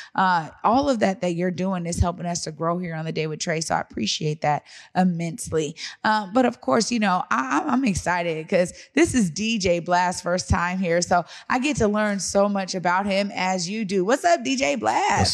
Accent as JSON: {"language": "English", "town": "Seattle", "region": "Washington", "country": "United States", "moved": "yes", "said": "I'm from Seattle, but I've lived in other places, i, throughout the world"}